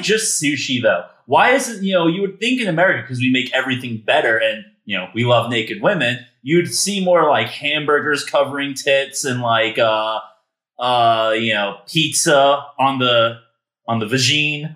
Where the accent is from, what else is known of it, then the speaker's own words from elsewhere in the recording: United States; I'm very good at being your American buffer